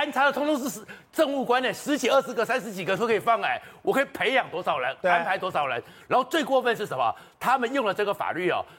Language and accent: Chinese; Taipei, Taiwan; 因为大家会觉得说我是台北人